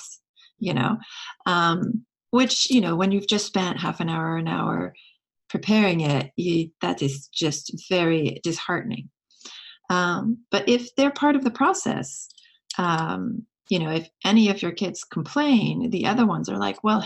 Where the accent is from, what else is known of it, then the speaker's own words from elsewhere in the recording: France; now in United States; I grew up in France